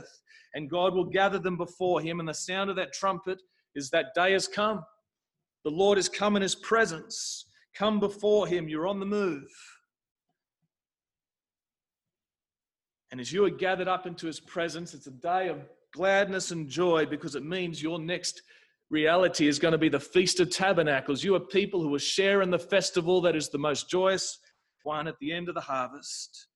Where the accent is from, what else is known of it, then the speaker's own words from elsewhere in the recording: South Africa; when I was growing up in South Africa